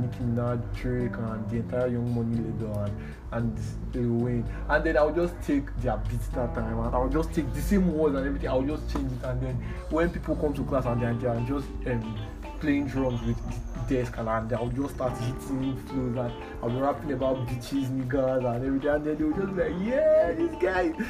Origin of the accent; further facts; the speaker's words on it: Warri, Delta, Nigeria; Warri, I'm from Warri